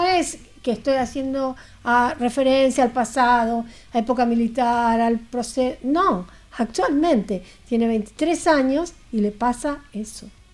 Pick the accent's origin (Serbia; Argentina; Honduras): Argentina; Tres de Febrero, Buenos Aires Province; Yo soy de 3 de febrero